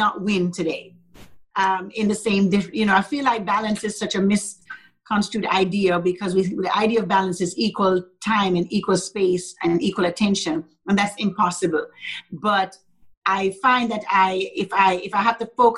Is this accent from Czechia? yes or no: no; Jamaica; also born or lived in Arlington, Texas; now in Dallas, United States; Our church is in Arlington, but I'm from Jamaica.